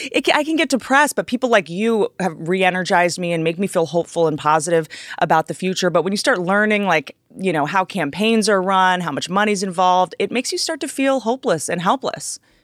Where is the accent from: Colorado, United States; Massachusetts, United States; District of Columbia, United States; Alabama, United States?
District of Columbia, United States; Washington; I grew up in Washington, D C. I grew up around politicians